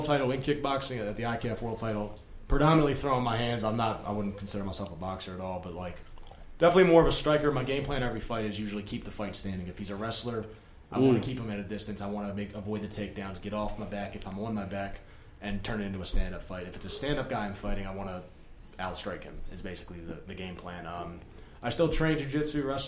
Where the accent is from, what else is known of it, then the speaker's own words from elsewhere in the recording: Baltimore, Maryland, United States; I'm from Baltimore